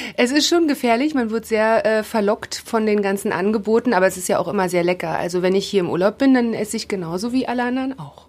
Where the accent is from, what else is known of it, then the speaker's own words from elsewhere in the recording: Rostock, Mecklenburg-Vorpommern, Germany; now in Potsdam, Germany; Ich bin in Rostock geboren, aber leben tue ich da nicht mehr. Ich wohne in Potsdam